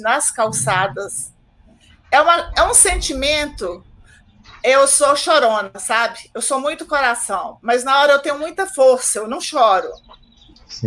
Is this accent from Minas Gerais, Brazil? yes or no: yes; Águas Formosas, Minas Gerais, Brazil; now in Contagem, Brazil; eu moro em Contagem há 30 anos. Na verdade, eu nasci em Águas Formosas